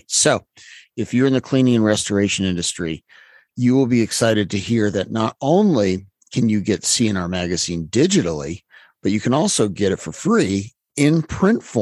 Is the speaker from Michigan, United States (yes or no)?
no; Utah, United States; I come from Utah.